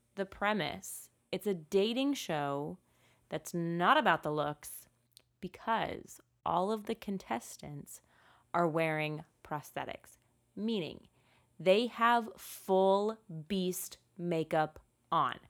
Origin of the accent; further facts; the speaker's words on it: United States; as an American